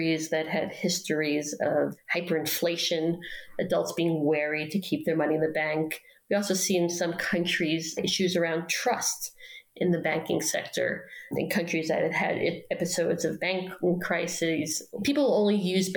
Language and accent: English; New York City, New York, United States; moved away; In my own neighborhood where I grew up in Queens